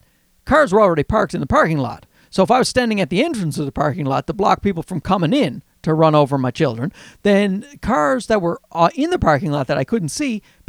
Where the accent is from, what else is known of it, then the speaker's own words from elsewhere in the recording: Newfoundland and Labrador, Canada; accent: Newfie; you hear my Newfie accent there?